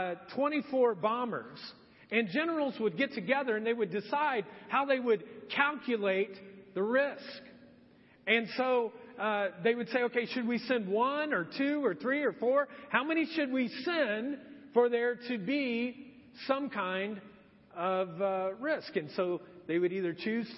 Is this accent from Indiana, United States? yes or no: yes; Marion, Indiana, United States; also born or lived in Edgewood, Indiana; My eighth grade year of middle school, my dad had decided we were going to move, and we moved from Marion, Indiana to Anderson.